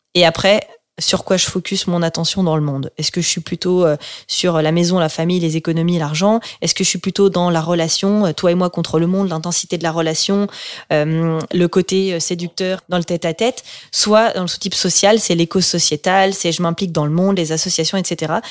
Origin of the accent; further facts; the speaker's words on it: France; moved away; also born or lived in Switzerland; J'étais dans une école en Suisse, et donc moi je suis française.